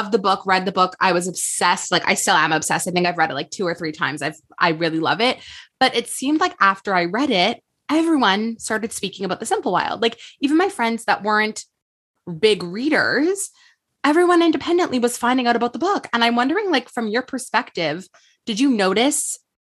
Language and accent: English; Montreal, Quebec, Canada; now in Toronto, Canada; I'm from Montreal, but I've been living in Toronto for the last 10 years.